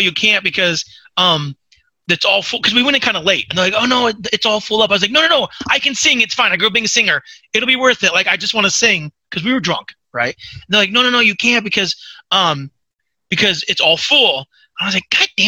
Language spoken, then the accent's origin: English; Australia; accent: Australian; My Australian accent